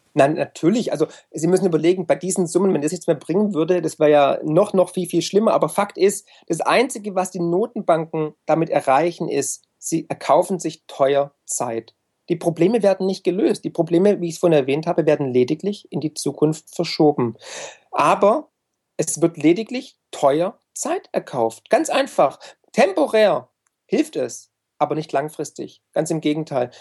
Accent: Swabia, Germany; also born or lived in United States; als Schwabe, der ich ja bin

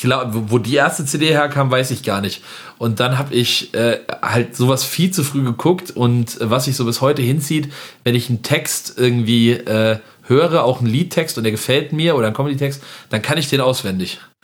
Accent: village near Winterberg, Siegen-Wittgenstein, North Rhine-Westphalia, Germany; moved away; bei uns in Merdeburg kann man auch wirklich sehr gut langlaufen und ich habe gerade noch mit meiner Mutter telefoniert, bei uns schneit es auch gerade tatsächlich

